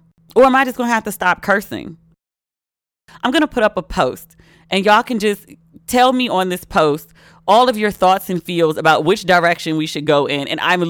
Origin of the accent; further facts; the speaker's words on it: Maryland, United States; accent: Maryland; Like I went to New York and the first thing I did was try to get rid of my Merlin accent. I go to the carry out, not the curry out.